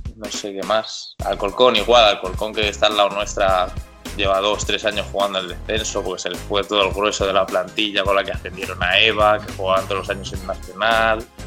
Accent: Getafe, Community of Madrid, Spain; soy de Getafe, empecé jugando aquí en el antiguo Getafe Beta

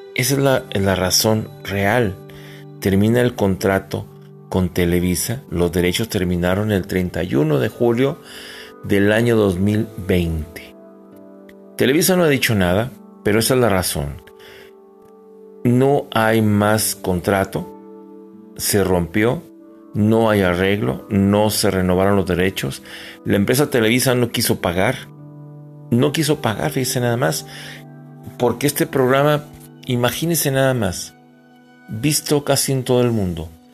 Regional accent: Mexico; nosotros como mexicanos

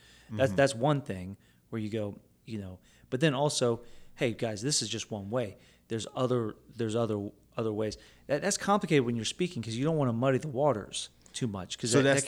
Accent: Philippines; because I'm Filipino, you know?

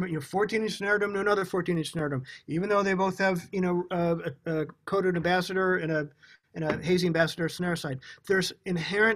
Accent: United States; growing up in America

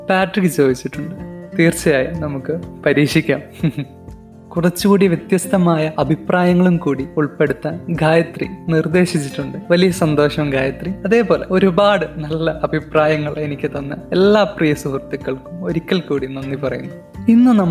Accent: Wayanad, Kerala, India; നിങ്ങളോടൊപ്പം … ഒരു വയനാട്ടുകാരനാണ്

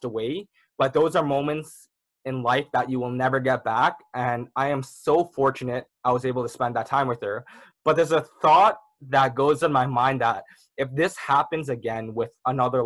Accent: Toronto, Ontario, Canada; I was born and raised in the Malvern area. So that's kind of a little neighborhood down in Toronto.

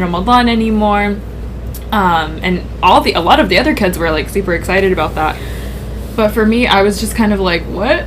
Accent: United States; we're all pretty much born and raised in America

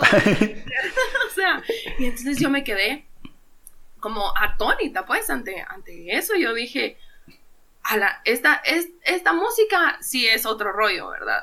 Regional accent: Guatemala; soy músico guatemalteco

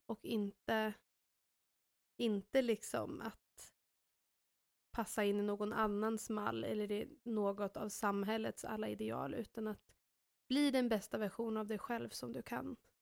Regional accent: Sweden; som svensk

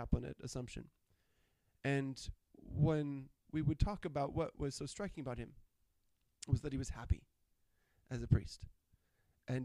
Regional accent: Wisconsin Rapids, Wisconsin, United States; moved away as an adult; now in Chippewa Falls, United States; I'm from Wisconsin Rapids in the Diocese of La Crosse. And so was Catholic school educated throughout. Started at Sacred Heart School for pre-K and grade school

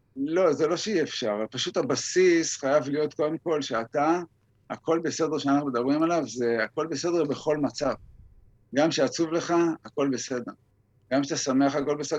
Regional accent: Israel; אני גדלתי בקיבוץ

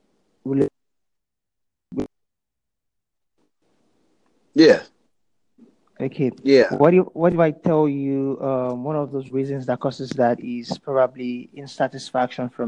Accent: Nigeria; I'm from Nigeria

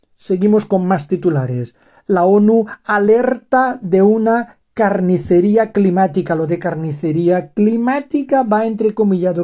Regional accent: Valencian Community, Spain; Cheste está en la comunidad valenciana de donde yo soy

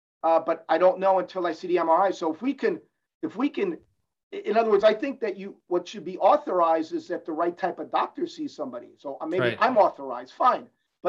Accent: Cuba; I'm a capitalist. I came from Cuba. I'm a capitalist.

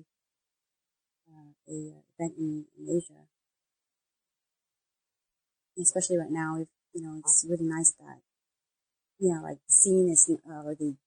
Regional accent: California, United States; also born or lived in San Francisco; in my home state

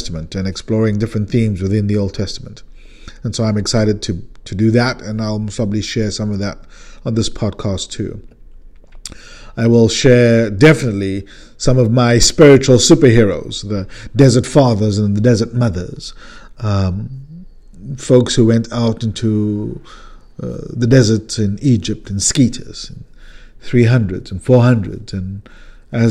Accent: South Africa; now in California, United States; a South African Californian

